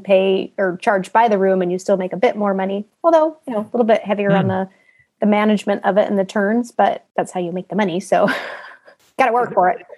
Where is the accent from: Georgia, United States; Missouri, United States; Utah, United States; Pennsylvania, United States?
Utah, United States; moved away as an adult; also born or lived in Italy / Boise, Idaho; now in Texas, United States; I'm from Utah originally, grew up in a normal middle class family